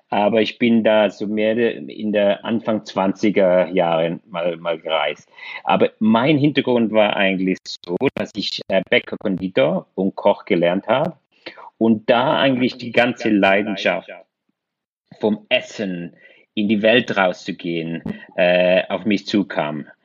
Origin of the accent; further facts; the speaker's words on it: Switzerland; born there; Ich bin äh, in der Schweiz geboren und äh, glücklicherweise